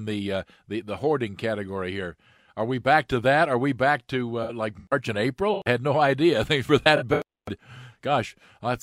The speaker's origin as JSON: {"language": "English", "region": "Southern Missouri", "country": "United States", "tie": "born or raised there", "moved": "yes", "said": "I grew up in Southern Missouri"}